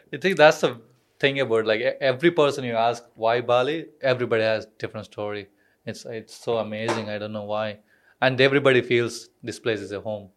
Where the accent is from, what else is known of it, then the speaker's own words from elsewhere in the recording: Hyderabad, Telangana, India; moved away; I am from South, South India